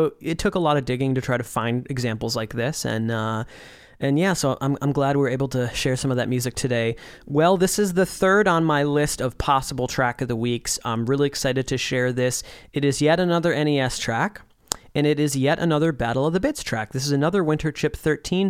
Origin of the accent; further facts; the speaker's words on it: Saint Paul, Minnesota, United States; That's our hometown. That's where we grew up.